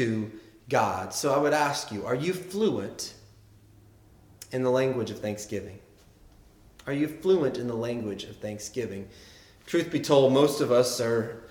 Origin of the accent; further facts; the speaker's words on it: the South, United States; accent: Southern; I grew up in the South